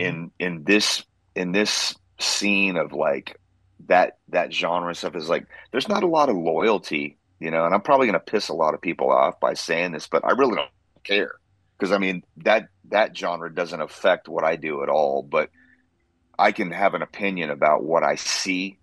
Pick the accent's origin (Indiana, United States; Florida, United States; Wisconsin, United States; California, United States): California, United States; Central Coast; moved away as an adult; also born or lived in Santa Maria, California / Los Osos, California / Atascadero, California / Bakersfield, California; now in Nashville, United States; I was born and raised in California. I was born on the Central Coast, a city called Santa Maria